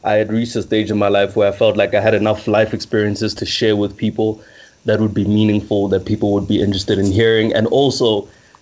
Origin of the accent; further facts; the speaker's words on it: Middelburg, Mpumalanga, South Africa; also born or lived in Pretoria / Johannesburg; I'm from Middelburg, shout out 1050.